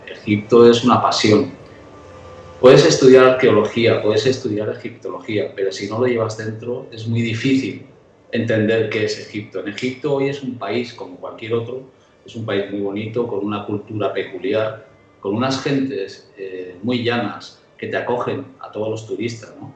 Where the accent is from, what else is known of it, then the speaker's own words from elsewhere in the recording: Nîmes, Occitania, France; Yo nací en Francia y había unas ruinas romanas en la ciudad donde yo nací que se llama Nimes.